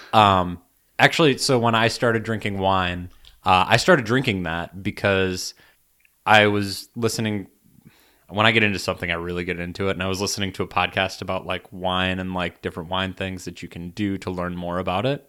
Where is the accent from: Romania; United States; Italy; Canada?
United States; as an American